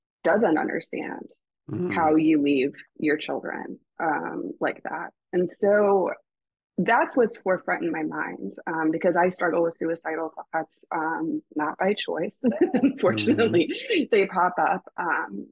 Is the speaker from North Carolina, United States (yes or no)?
yes; Raleigh, North Carolina, United States; We were living in Raleigh. I grew up in Raleigh